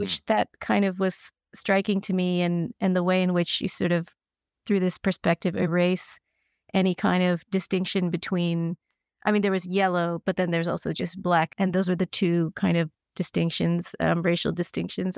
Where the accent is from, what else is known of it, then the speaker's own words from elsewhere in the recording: Kentucky, United States; I grew up in Kentucky, and my parents were from Kerala